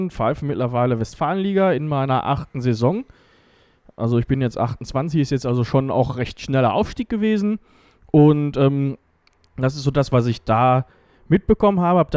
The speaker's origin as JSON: {"language": "German", "town": "Letmathe", "region": "North Rhine-Westphalia", "country": "Germany", "tie": "born or raised there", "said": "dann in meinem Heimatdorf zum allgemeinen Spiel- und Sportverein Letmate gewechselt"}